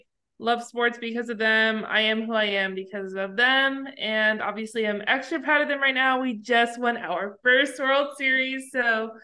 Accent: Arlington, Texas, United States; I grew up in Arlington, moved to Arlington when I was 9 months and grew up there. And so the city is all I've ever known.

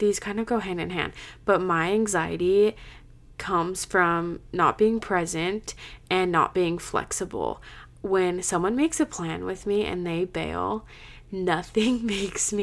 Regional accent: Utah, United States; I'm from Utah

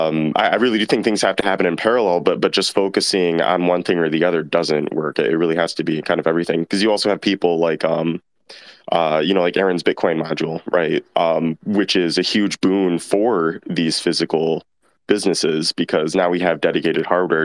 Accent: United States; here in my hometown in the US

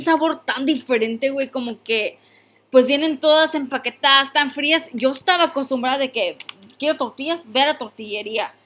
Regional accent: Mexico; now in United States; Yo soy mexicana.

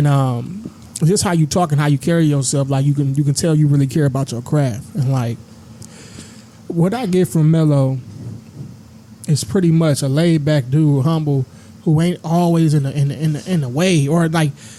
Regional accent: Milwaukee, Wisconsin, United States; I'm from Milwaukee, bro, born and raised

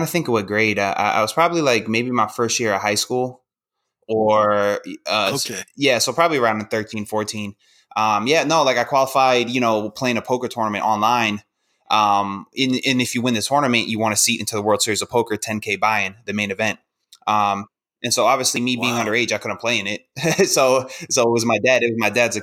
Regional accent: Northern Virginia, United States; also born or lived in New York; I was born in New York. Then I grew up in Northern Virginia, outside of DC.

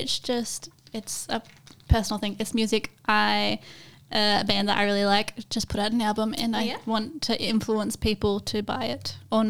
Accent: Australia; Or like as an Australian, Creatipi. The T is too much.

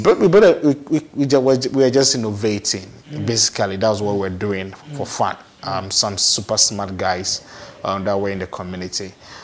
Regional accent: Asamankese, Eastern Region, Ghana; also born or lived in Accra; But I had the chance to be raised by my grandmom in our hometown. Asamankese.

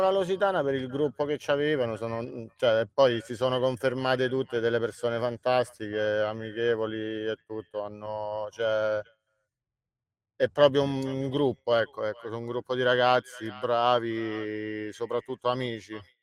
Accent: Calabria, Italy; moved away as an adult; now in Rome, Italy; mi trovo a Roma all'età di 19 anni, non sono romano, sono calabrese

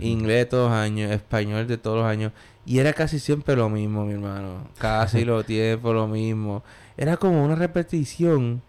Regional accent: Puerto Rico; now in New York, United States; Yo aprendí en Puerto Rico

